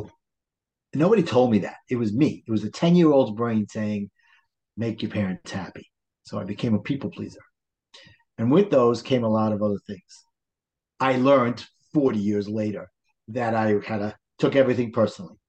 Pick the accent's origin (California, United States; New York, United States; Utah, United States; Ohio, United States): New York, United States; New York City; accent: Brooklyn; also born or lived in New Jersey; I live in the wonderful town of Brooklyn, New York